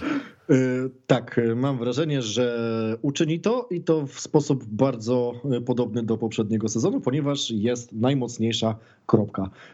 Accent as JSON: {"language": "Polish", "country": "Poland", "said": "jesteśmy z Polski"}